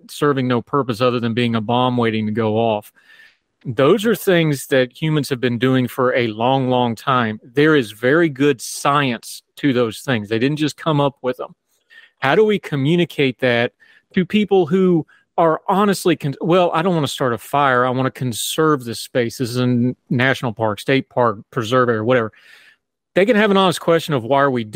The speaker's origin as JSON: {"language": "English", "region": "West Virginia", "country": "United States", "tie": "born or raised there", "said": "I grew up in West Virginia"}